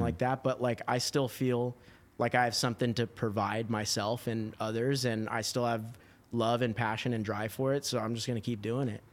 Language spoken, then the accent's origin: English; Huntington Beach, California, United States; also born or lived in Washington; I grew up in Huntington Beach